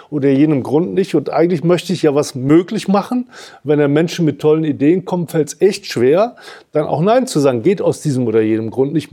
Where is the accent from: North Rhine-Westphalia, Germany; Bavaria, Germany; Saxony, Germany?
North Rhine-Westphalia, Germany; Cologne; now in Hamburg, Germany